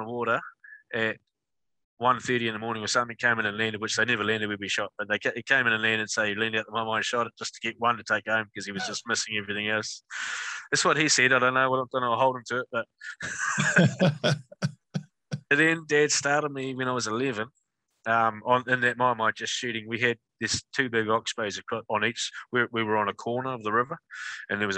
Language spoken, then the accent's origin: English; Manawatū-Whanganui, New Zealand; I'm a born and bred Manawatu guy. Still live here. I live about 20 minutes from where I grew up.